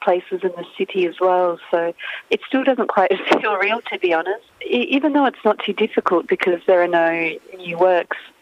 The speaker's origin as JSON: {"language": "English", "country": "Ukraine", "tie": "born or raised there", "moved": "yes", "lives_now": "Australia", "said": "growing up in Ukraine"}